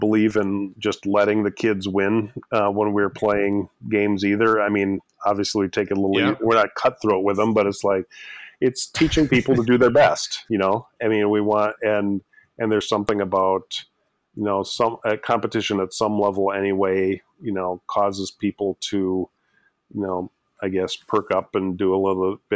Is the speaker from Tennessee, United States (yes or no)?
no; Austin, Minnesota, United States; also born or lived in Twin Cities suburb, Minnesota; Ended up running for state representative as a 21-year-old in Austin, Minnesota, my hometown